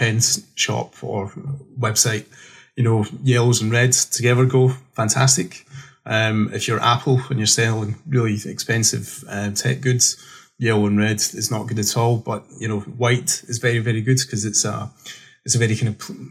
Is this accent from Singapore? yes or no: no; Scotland, United Kingdom; I'm a July baby in Scotland, so it's always rains in my birthday